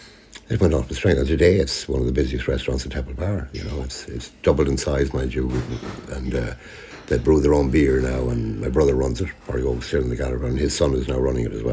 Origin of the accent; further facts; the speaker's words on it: Leitrim, Connacht, Ireland; now in Dublin, Ireland; Boxty, which we grew up on in Leitrim